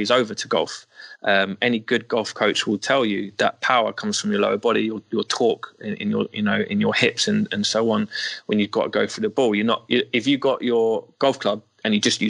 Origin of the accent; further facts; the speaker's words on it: London, United Kingdom; I'm from Northwest London